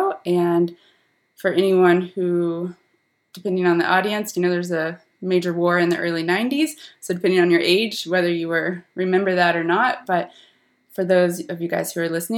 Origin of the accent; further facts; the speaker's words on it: Ripley, Ohio, United States; moved away as an adult; also born or lived in Belgium / Germany; I'm originally from a very small, tiny farming town in southern Ohio. It's less than 2,000 people. I'm from Ripley, Ohio.